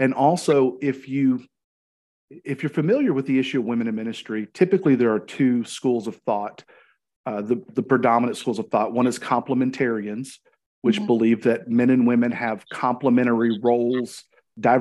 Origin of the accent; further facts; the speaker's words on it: Arkansas, United States; I'm from Arkansas, live in the city of Cabot